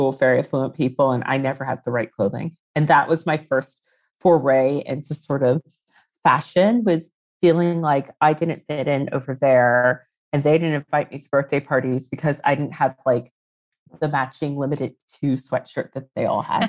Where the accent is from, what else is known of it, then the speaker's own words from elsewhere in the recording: Reston, Virginia, United States; moved away as an adult; now in London, United Kingdom; I'm from Virginia originally. I grew up in Ruston, which is a pretty like affluent